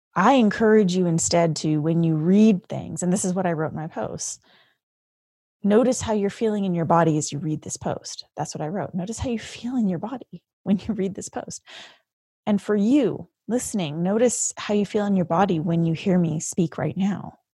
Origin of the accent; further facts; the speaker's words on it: Vancouver, British Columbia, Canada; moved away as an adult; My entire fucking family is in Vancouver, they're in Canada. It's where I'm from